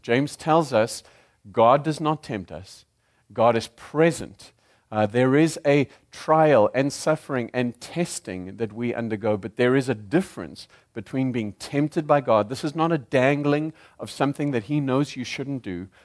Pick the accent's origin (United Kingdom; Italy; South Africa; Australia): South Africa; accent: South African; also born or lived in Zimbabwe; now in United States; I am South African by accent